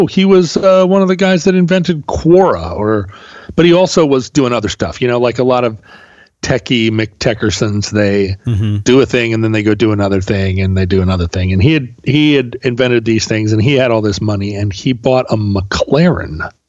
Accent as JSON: {"language": "English", "region": "Pacific Northwest", "country": "United States", "accent": "Pacific Northwest American English", "said": "I will now make a case for the fact that Pacific Northwest American English is the accentless, the most accentless, or accent of all spo"}